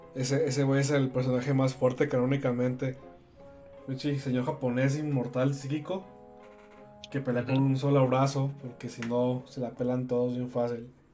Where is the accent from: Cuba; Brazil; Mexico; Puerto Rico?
Mexico; Tepic, Nayarit; en Tepic, mi ciudad natal